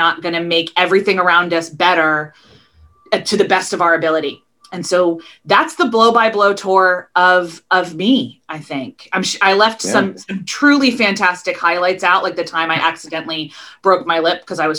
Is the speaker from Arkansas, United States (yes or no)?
no; outside of Philadelphia, Pennsylvania, United States; moved away as an adult; also born or lived in Baltimore, Maryland / Kentucky / Northern Ireland / Texas; Loved growing up outside of Philadelphia. I definitely consider myself a Philly girl